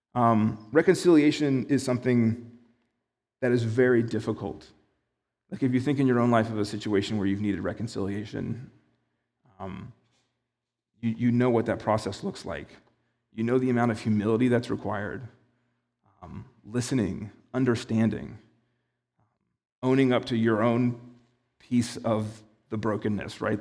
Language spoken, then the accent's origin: English; United States; as an American